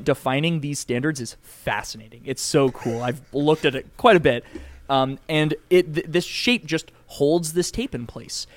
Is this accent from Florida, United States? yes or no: no; Connecticut, United States; moved away as an adult; now in Pittsburgh, United States; I grew up in Cowtown, Connecticut, um, so I'm I was very much East Coast